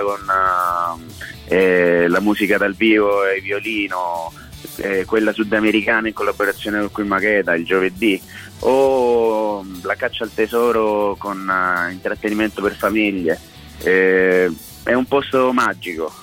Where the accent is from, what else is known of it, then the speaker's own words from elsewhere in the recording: Colombia; now in Rome, Italy; io sono colombiano di origine